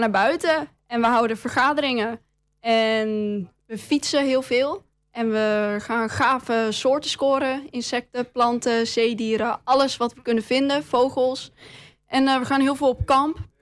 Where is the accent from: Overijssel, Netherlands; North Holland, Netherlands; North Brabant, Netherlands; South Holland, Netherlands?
Overijssel, Netherlands; Enschede; Ik kom uit Enslee